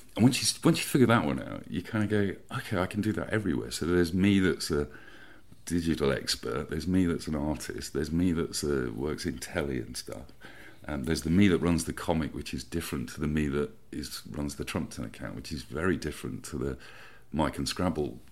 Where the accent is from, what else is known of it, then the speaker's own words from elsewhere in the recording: Peterborough, East of England, United Kingdom; also born or lived in Bishop's Stortford, Hertfordshire; now in Hove, United Kingdom; I was born in Bishop Stortford and we moved to Peterborough in Cambridgeshire mm-hmm. um, back in the 80s, uh, which I remember doing in the back of a van. So I must have been about eight or something.